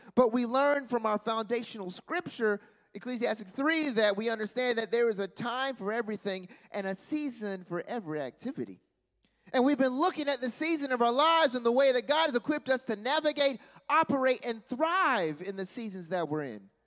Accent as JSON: {"language": "English", "town": "Charlotte", "region": "North Carolina", "country": "United States", "said": "I'm from Charlotte"}